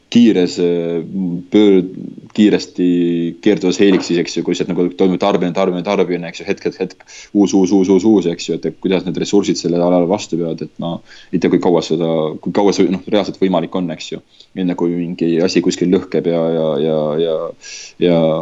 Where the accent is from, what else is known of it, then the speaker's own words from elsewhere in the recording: Estonia; moved away; ma olen Eestist